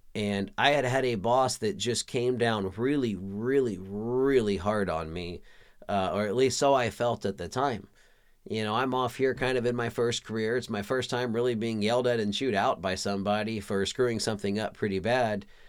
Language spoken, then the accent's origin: English; Pflugerville, Texas, United States; moved away as an adult; also born or lived in San Diego, California; I was raised in the Austin, Texas region, a little town called Pflugerville, Texas